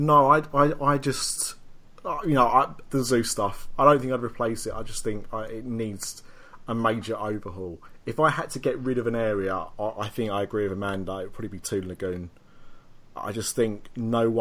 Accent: United Kingdom; we're British

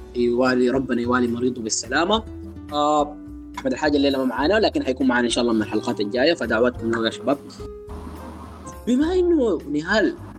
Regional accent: Sudan; احنا عندنا في السودان

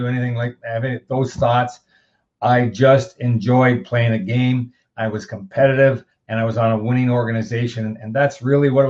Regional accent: Elmira, Ontario, Canada; when I was a youngster playing minor hockey back in my hometown in Elmira, Ontario

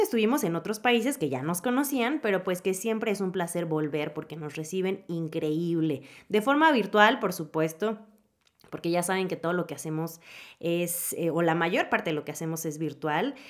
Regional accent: Mexico; como decimos aquí en México

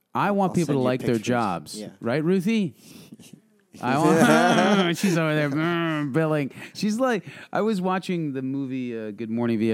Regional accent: Milltown, New Jersey, United States; I grew up in Milltown.

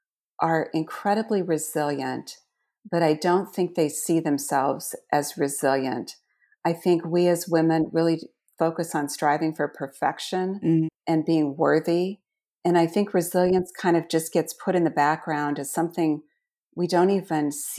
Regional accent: Iowa, United States; I grew up in Southwest Iowa. I am one of 13 children.

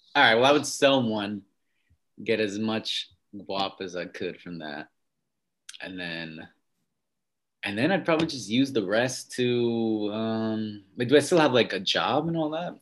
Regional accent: upstate New York, United States; also born or lived in Westchester, New York; now in New York City, United States; I'm from New York. Mm-hmm. Um, born in, well, not really, from upstate New York. Lived in Westchester a little bit and then in rural upstate New York

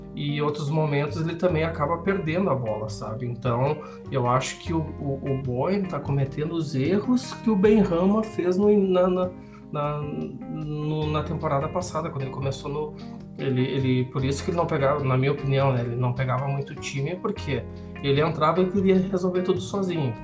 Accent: Brazil; eu sou brasileiro

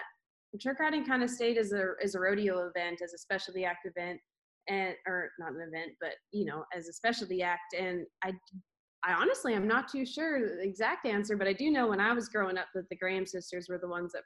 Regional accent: Canada; I never thought as a Canadian, I would go down to, like come down to the US

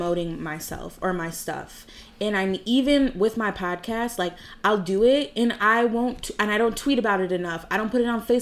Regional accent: Williamsville, New York, United States; I grew up in Williamsville my entire life

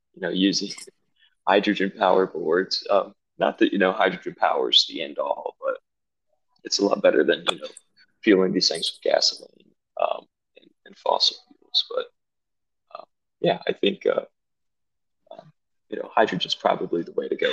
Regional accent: Greenville, South Carolina, United States; also born or lived in Charleston, South Carolina; I was born and raised in South Carolina, specifically Greenville.

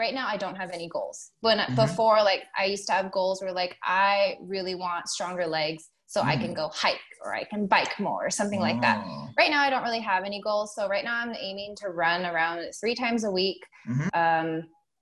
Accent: Eastern Washington, United States; also born or lived in Seattle; I'm from Eastern Washington

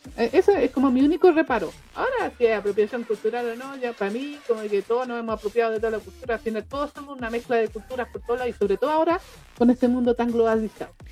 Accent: Chile; yo soy chilena

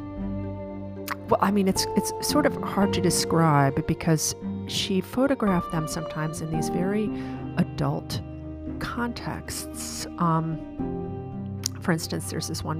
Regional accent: Chicago, Illinois, United States; moved away as an adult; also born or lived in central Virginia; now in Virginia, United States; I grew up outside of Chicago, and where I live now, I live in central Virginia in a semi-rural

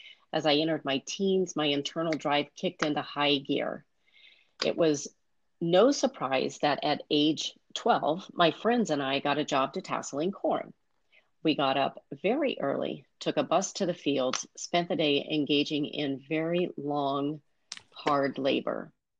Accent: Midwest, United States; I grew up in the Midwest. I was the oldest of four children.

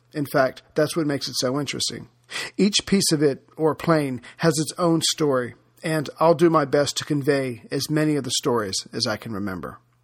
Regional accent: United States; as an American

